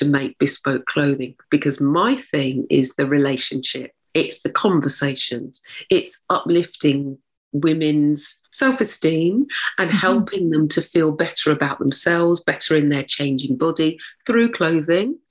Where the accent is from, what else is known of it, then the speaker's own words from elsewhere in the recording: Oxfordshire, South East England, United Kingdom; now in London, United Kingdom; I was brought up in Oxfordshire, in a small town in Oxfordshire.